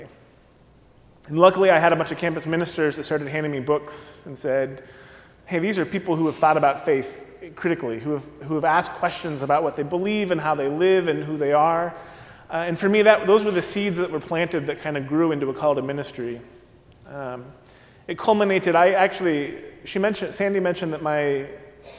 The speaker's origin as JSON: {"language": "English", "town": "Mesa", "region": "Arizona", "country": "United States", "tie": "born or raised there", "also_born_or_lived": "Indiana", "moved": "as an adult", "said": "I grew up in Mesa, Arizona"}